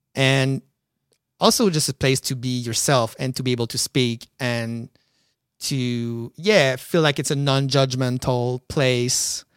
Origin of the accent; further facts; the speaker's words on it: Quebec City, Quebec, Canada; moved away as an adult; now in Montreal, Canada; I'm from Quebec City.